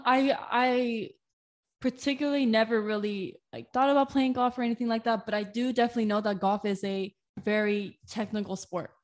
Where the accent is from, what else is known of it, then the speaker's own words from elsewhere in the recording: Moreno Valley, California, United States; moved away as an adult; also born or lived in Riverside, California; now in San Diego, United States; I was born in Riverside, but I grew up in the town next to Riverside, Moreno Valley.